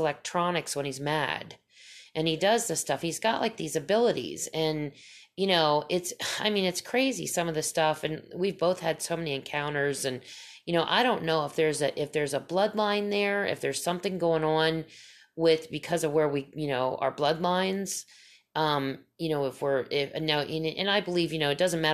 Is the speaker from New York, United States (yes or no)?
no; Pennsylvania, United States; I grew up in Pennsylvania